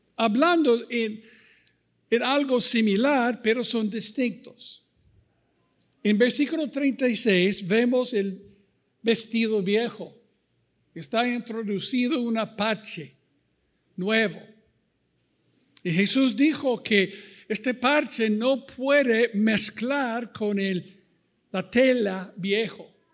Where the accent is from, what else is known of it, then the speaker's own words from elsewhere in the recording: United States; Spanish is a second language; moved away as an adult; also born or lived in Costa Rica / Ecuador; now in Chapala, Mexico; Cuando salimos de los Estados Unidos en 84, salí de un pastoreado allí